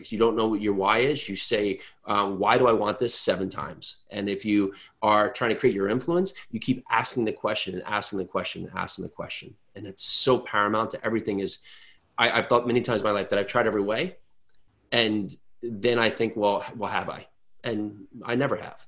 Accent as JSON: {"language": "English", "region": "New Jersey", "country": "United States", "said": "I'm from New Jersey"}